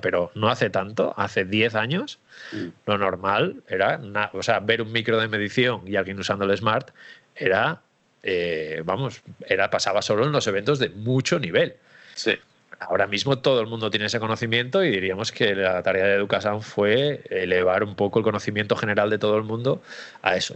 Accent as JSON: {"language": "Spanish", "region": "Asturias", "country": "Spain", "moved": "yes", "lives_now": "Barcelona, Spain", "said": "Allí en Asturias, sí. Sí, yo soy asturiano"}